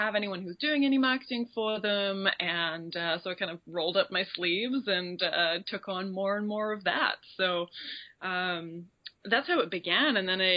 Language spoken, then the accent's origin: English; Royal Leamington Spa, West Midlands, United Kingdom; moved away as an adult; now in Vancouver, Canada; I grew up in the Midlands in a little town very pretentiously named Royal Leamington Spa.